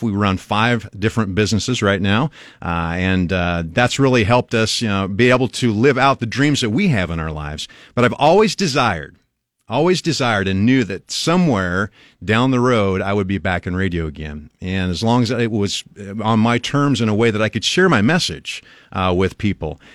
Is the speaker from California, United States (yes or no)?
no; Albion, Nebraska, United States; now in Lincoln, United States; I grew up in Albion, Nebraska, which is about two and a half hours northwest of here.